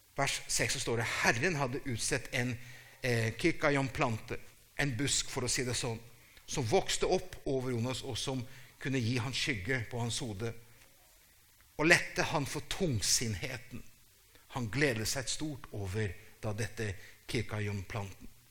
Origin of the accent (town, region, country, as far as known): Brazil